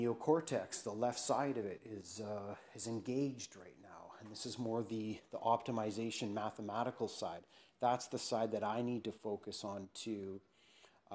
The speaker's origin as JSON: {"language": "English", "region": "England", "country": "United Kingdom", "said": "I'm an Englishman"}